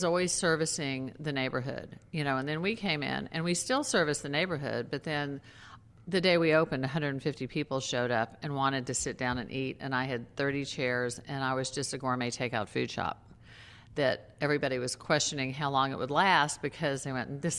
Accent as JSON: {"language": "English", "region": "Texas", "country": "United States", "tie": "born or raised there", "also_born_or_lived": "New York City", "moved": "yes", "lives_now": "Maui, United States", "said": "I grew up in Texas. I lived in New York City"}